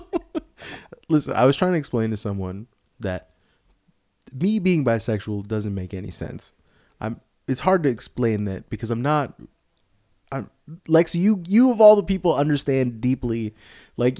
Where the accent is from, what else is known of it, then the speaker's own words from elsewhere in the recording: Sunnyvale, California, United States; I'm from around here